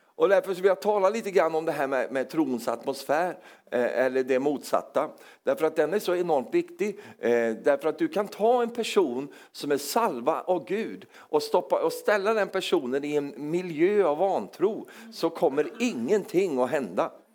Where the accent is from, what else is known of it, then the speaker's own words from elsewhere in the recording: Sweden; accent: Swedish; Även om jag är som norsk på insidan så, så, så, låter jag svensk